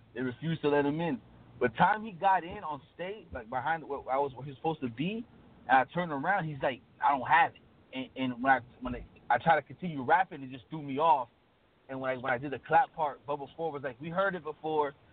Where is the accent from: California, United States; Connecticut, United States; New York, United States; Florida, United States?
Florida, United States; Miami; I'm from Miami